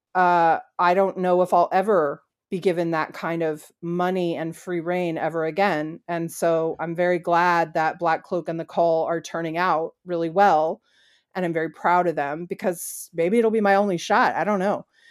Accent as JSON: {"language": "English", "country": "United States", "said": "I'm an American."}